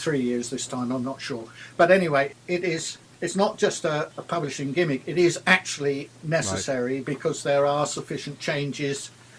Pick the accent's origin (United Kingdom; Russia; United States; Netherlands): United Kingdom; River Deben, Suffolk, East of England; I grew up on the Deben